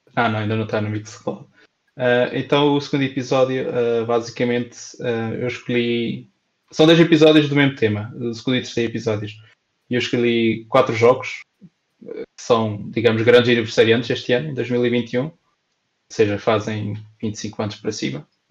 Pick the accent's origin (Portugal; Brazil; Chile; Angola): Portugal; Pampilhosa; 92.6 da Pampilhosa, que é a minha terra